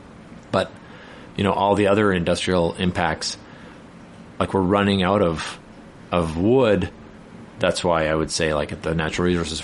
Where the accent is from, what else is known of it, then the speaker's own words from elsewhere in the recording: British Columbia, Canada; we as British Columbians